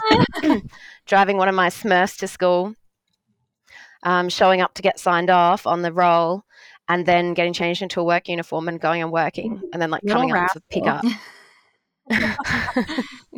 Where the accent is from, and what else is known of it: Australia